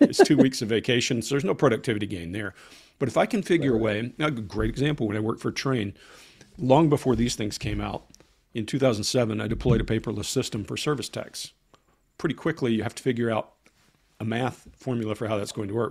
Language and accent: English; Columbus, Georgia, United States; moved away; also born or lived in Atlanta, Georgia; If you've ever been to Fort Benning, that's my hometown.